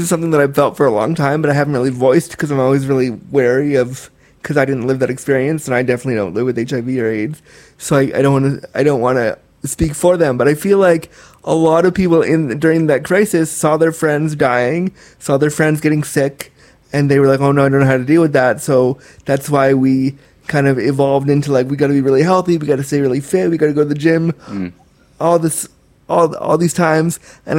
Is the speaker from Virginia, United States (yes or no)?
no; Orange County, California, United States; born there; I was born in California, in the OC.